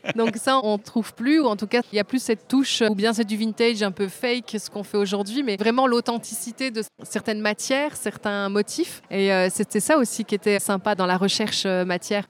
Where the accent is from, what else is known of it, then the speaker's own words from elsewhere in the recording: Belgium; also born or lived in Tunisia; je suis euh, née en Tunisie, d'un papa tunisien, d'une maman belge, mais j'ai grandi en Belgique